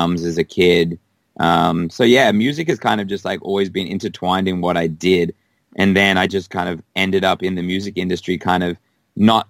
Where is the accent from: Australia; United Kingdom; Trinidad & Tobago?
Australia; Perth, Western Australia; moved away as an adult; also born or lived in Canada; now in Los Angeles, United States; I grew up in Perth. Until I was like 21